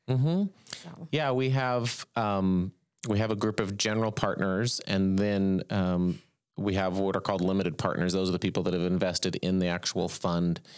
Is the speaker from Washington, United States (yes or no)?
no; Bakersfield, California, United States; moved away as an adult; also born or lived in Los Angeles / Virginia; I was born and raised in Bakersfield and come from a family business background